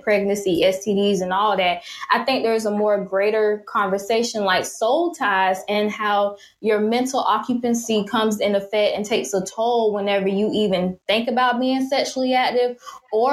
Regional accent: Jacksonville, Florida, United States; my hometown, Jacksonville, Florida

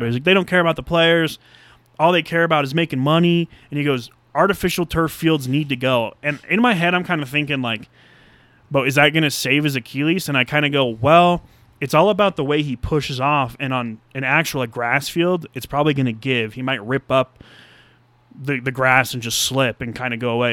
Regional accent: United States; As an American

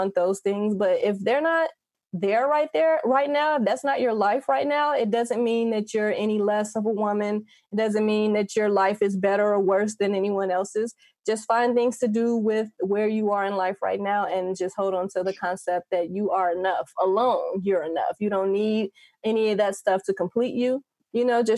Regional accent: Gary, Indiana, United States; moved away as an adult; now in Las Vegas, United States; I grew up in Gary, Indiana.

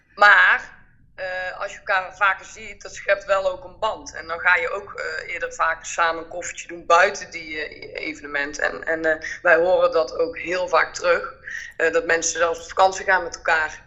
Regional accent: North Brabant, Netherlands; accent: Brabant; wij komen allebei uit Brabant en dat hoor je natuurlijk ook wel.

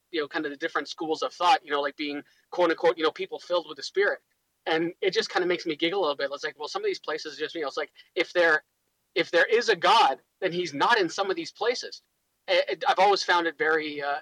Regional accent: Toronto, Ontario, Canada

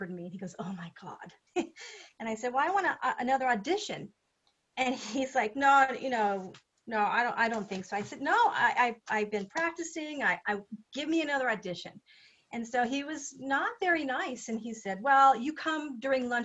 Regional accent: United States; as an American woman

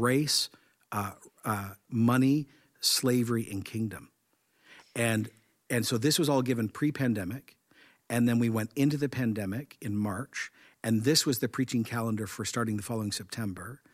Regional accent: Canada; I'm Canadian

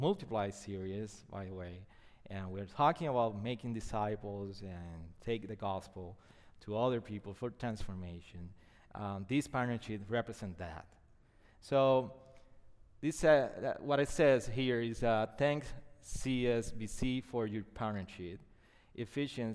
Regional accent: Puerto Rico; first language Spanish; English is a second language; my first language is not English, it's Spanish.

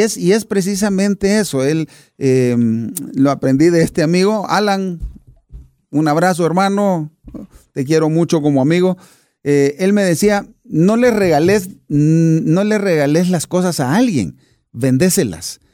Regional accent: Buenos Aires, Argentina; nací a más o menos unas 15 cuadras de la cancha de Boca

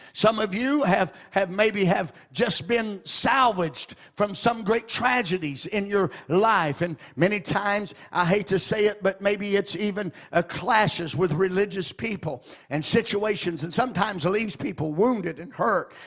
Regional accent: Arkansas, United States; moved away as an adult; now in Ohio, United States; I come from Arkansas originally before I, Lord transplanted me into Ohio.

